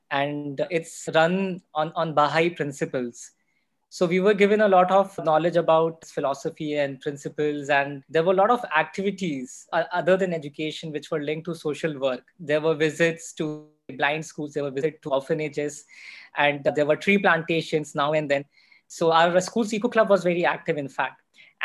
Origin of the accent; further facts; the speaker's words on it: Morena, Madhya Pradesh, India; moved away as an adult; also born or lived in Gwalior / Pune; I'm from Chambal. That's one of the reasons. I was born and brought up in a small town, Morena, and which is very famous again because of the Chambal ravines.